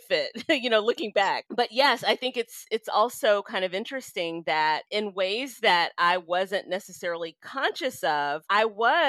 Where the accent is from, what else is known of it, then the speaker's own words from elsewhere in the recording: Memphis, Tennessee, United States; growing up in Memphis, Tennessee, as I did